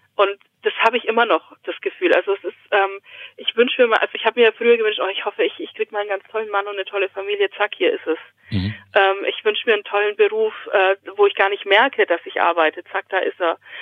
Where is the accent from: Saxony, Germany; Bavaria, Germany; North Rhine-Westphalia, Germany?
Bavaria, Germany; Augsburg; moved away as an adult; also born or lived in Romania; now in Aschaffenburg, Germany; ich komme aus Augsburg, aber eigentlich bin ich in Rumänien geboren